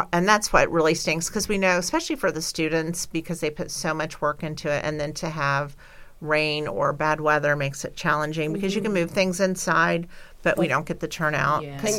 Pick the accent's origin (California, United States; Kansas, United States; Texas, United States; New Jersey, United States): Kansas, United States; I'm from Kansas.